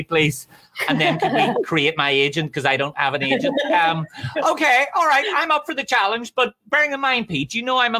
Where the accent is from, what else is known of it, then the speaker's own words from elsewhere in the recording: Ireland; I'm from Ireland